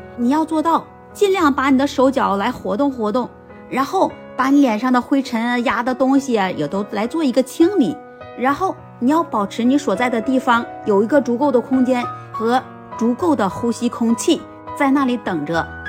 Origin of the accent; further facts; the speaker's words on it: China; 我作为一个中国人